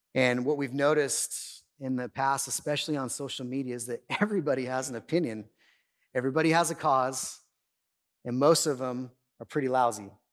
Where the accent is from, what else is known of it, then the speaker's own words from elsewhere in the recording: Oildale, California, United States; also born or lived in Bakersfield, California; My family, we moved away from Oildale. I was like 20 years old, and we moved out east side of town